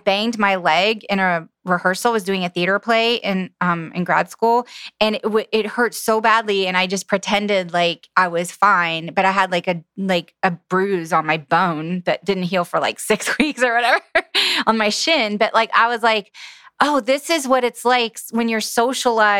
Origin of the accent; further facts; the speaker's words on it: the South, United States; I was raised in the South